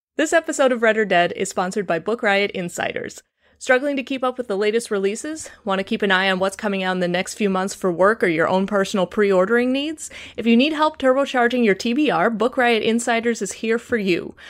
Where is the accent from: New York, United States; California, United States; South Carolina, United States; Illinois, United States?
Illinois, United States; Chicago; accent: Chicago; my Chicago accent